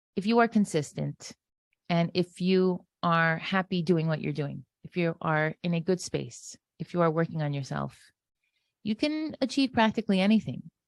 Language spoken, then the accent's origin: English; Florida, United States; also born or lived in Israel; I was born in Florida, the oldest of seven children